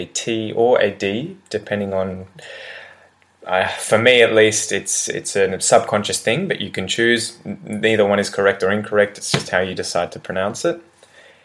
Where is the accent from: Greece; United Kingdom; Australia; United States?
Australia; accent: Australian English; in Australian English, with my accent